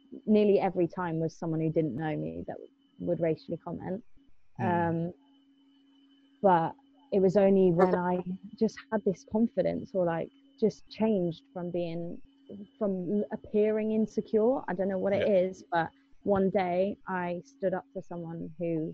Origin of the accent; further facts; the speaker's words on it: England, United Kingdom; I was born in England.